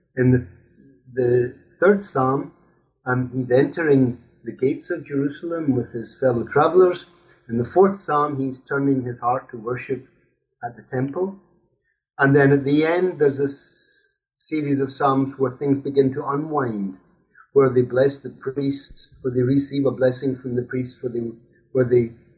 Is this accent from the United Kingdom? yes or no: yes; Scotland, United Kingdom; now in Brussels, Belgium; I'm Scottish. I grew up in Scotland.